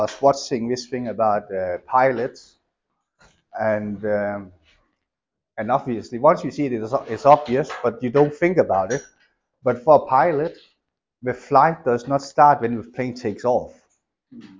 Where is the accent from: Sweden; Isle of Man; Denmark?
Denmark; moved away; I grew up in Denmark.